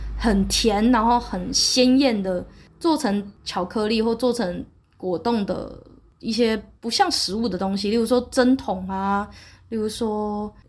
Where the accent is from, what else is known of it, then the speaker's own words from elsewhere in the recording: Taiwan; 对我一个台湾人来说